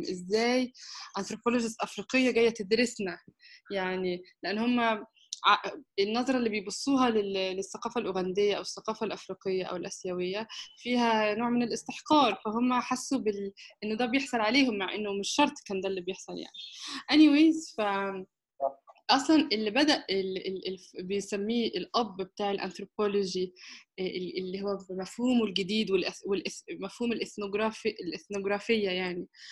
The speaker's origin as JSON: {"language": "Arabic", "country": "Egypt", "also_born_or_lived": "Istanbul, Turkey / United Kingdom"}